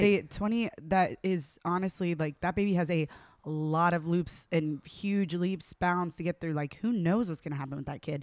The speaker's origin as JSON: {"language": "English", "region": "the South", "country": "United States", "said": "I'm from the South"}